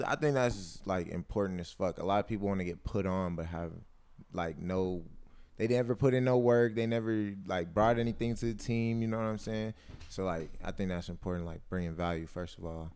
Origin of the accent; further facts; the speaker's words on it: North Carolina, United States; now in Los Angeles, United States; I'm from North Carolina